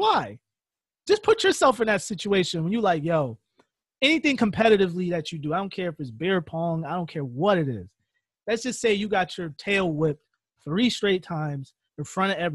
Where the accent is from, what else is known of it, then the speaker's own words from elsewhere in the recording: Connecticut, United States; We're two kids from Connecticut.